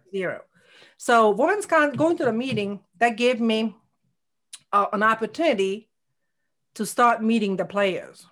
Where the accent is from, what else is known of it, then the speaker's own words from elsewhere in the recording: Hungary; English is a second language; moved away as an adult; now in Connecticut, United States; I had a nursing degree in Hungary